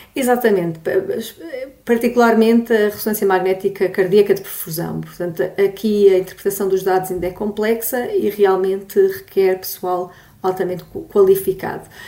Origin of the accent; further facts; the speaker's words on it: Olhão, Algarve, Portugal; moved away; eu sou natural de Olhão, uh, tive bastantes anos fora e agora voltei para cá